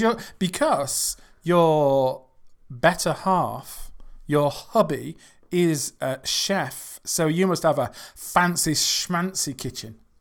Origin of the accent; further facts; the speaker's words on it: England, United Kingdom; I'm from England